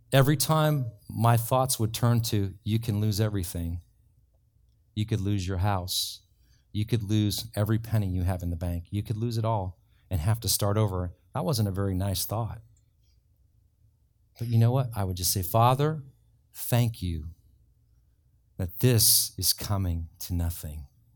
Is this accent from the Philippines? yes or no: no; Ireland; I'm from Ireland